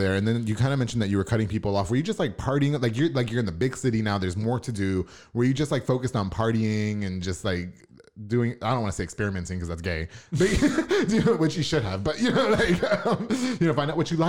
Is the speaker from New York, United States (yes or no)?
yes; Long Island, New York, United States; now in Waco, United States; I'm from Long Island, so it's big city.